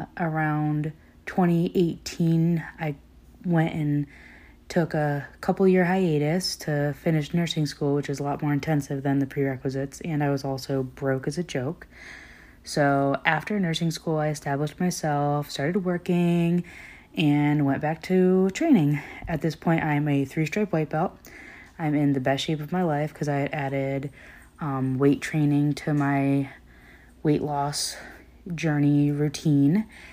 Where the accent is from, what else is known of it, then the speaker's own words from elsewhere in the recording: Connecticut, United States; now in Florida, United States; I came down to Florida, where I now live. I was from Connecticut, and I met my now fiance and father of my daughter while training at a gym down here.